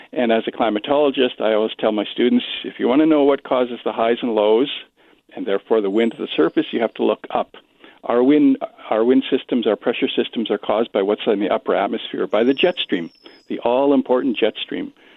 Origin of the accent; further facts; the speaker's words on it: Regina, Saskatchewan, Canada; now in Winnipeg, Canada; I'm originally from Regina